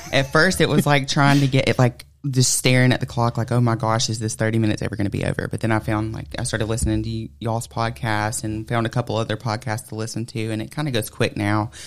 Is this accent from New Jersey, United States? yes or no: no; Plainville, Georgia, United States; I'm from Plainville, Georgia. I actually still live in Plainville, Georgia